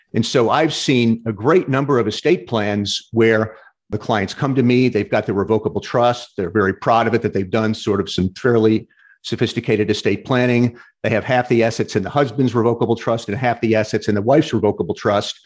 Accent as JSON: {"language": "English", "town": "St. Louis", "region": "Missouri", "country": "United States", "moved": "yes", "lives_now": "Florida, United States", "said": "I'm originally from St. Louis"}